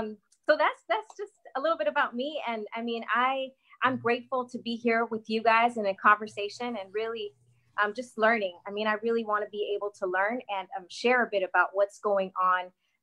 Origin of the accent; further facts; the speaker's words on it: West Coast, California, United States; also born or lived in Guatemala; I am in California. I was born in Guatemala. I immigrated to the U.S. when I was 2. And pretty much grew up here on the West Coast